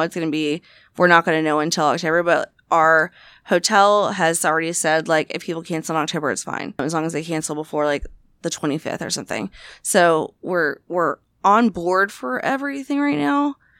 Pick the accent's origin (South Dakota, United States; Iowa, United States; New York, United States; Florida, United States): Florida, United States; Jacksonville; my hometown in Duval, Jacksonville, Florida